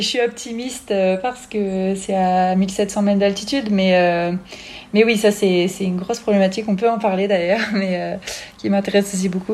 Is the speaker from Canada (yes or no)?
no; Grenoble, Auvergne-Rhône-Alpes, France; je suis née à Grenoble, ma mère est française